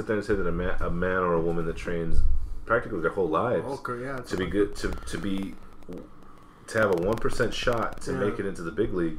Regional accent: Compton, California, United States; Thank God I was born in Compton.

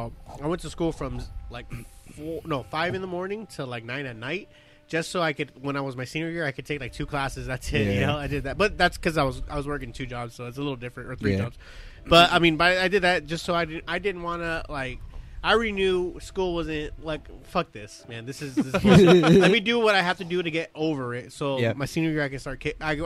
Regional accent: Palestine; I grew up in Palestine. Yeah, Palestine.

